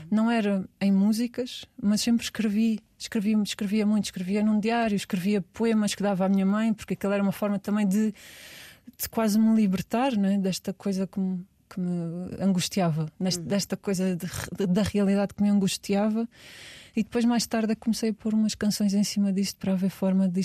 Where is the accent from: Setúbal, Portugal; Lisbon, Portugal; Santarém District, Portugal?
Setúbal, Portugal; Olha, é o bairro da minha, das minhas dificuldades e do meu coração.